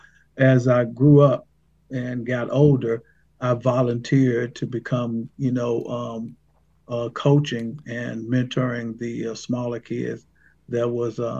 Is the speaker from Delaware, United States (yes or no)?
no; Brownsville, Tennessee, United States; I'm actually in Haywood County. I am born and raised in the same county that I now live and work in.